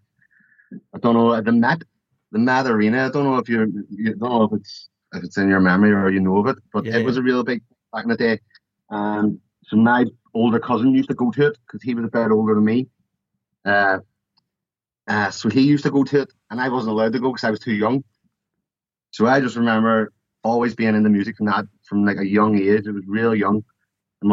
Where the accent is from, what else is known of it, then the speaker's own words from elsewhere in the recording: Belfast, Northern Ireland, United Kingdom; now in Newcastle, United Kingdom; I'm from Belfast, born and bred, and that's where I've always lived